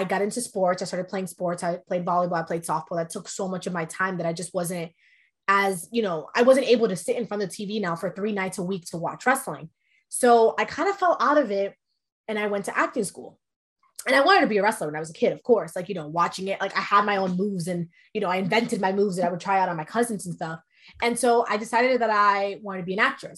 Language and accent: English; New York, United States; first language Spanish; English is a second language; also born or lived in Dominican Republic; I was born in New York. And when I was months old, I moved to the Dominican Republic. And then I moved back when I was 7. But Spanish is my first language.